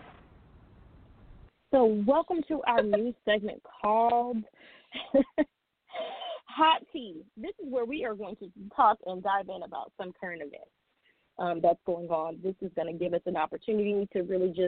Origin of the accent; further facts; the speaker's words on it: United States; we're all American